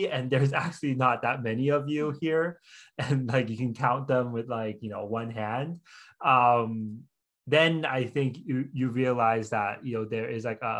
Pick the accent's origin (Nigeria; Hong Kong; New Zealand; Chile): Hong Kong; also born or lived in Oregon; now in United States; we grew up in Hong Kong